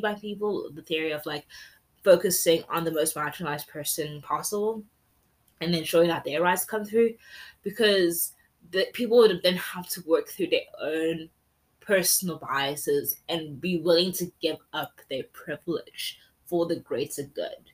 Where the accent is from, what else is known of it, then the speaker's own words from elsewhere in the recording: South Africa; first language English; as South Africa, as a Zulu woman